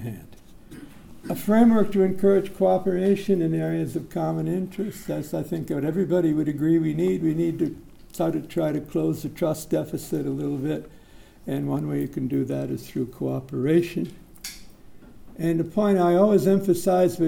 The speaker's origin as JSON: {"language": "English", "country": "United States", "moved": "yes", "lives_now": "Singapore", "said": "I'm not an American anymore. I've been a Singaporean about 9 or 10 years"}